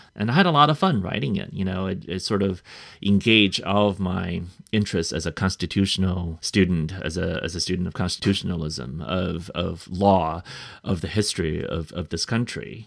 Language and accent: English; United States; an American author to represent our country